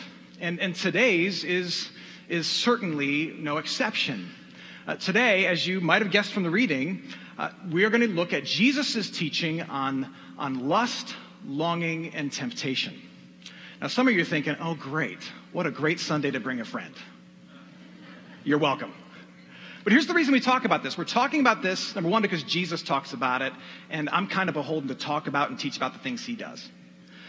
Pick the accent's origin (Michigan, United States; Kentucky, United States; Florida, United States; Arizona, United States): Michigan, United States; my home state of Michigan